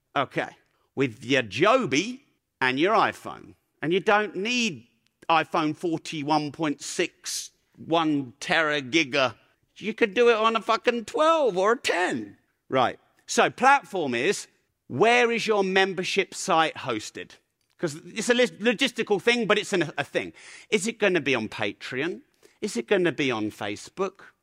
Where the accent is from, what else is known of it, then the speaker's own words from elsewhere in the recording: Peterborough, East of England, United Kingdom; I'm from Peterborough. Swearing is our grammar. That's how I was raised.